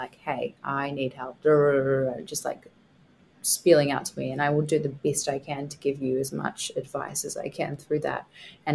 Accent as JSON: {"language": "English", "region": "Scotland", "country": "United Kingdom", "said": "I'm Scottish"}